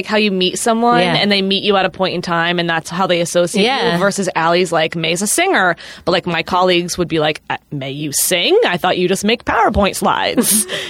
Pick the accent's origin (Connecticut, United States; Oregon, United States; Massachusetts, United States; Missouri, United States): Massachusetts, United States; moved away as an adult; now in New York City, United States; I grew up in Massachusetts, but both my parents are New Yorkers, so I always knew that I would end up in New York.